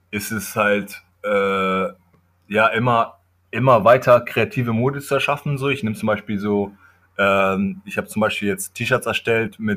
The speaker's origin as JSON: {"language": "German", "country": "Kenya", "second_language": "German", "said": "ich komme ja aus Kenia, aus dem Dorf meines Vaters"}